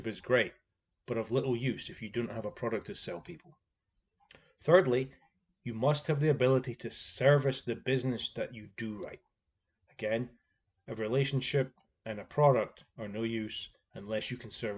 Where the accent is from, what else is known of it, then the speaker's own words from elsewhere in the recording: Scotland, United Kingdom; I'm Scottish